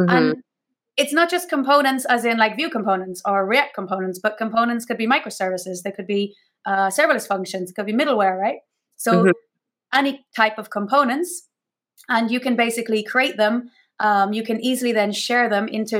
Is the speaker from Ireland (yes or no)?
yes; Ireland; now in Mallorca, Spain; I'm originally Irish